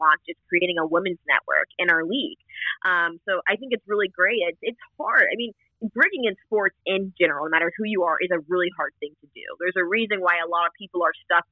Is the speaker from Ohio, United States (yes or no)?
yes; Ohio, United States; born or raised there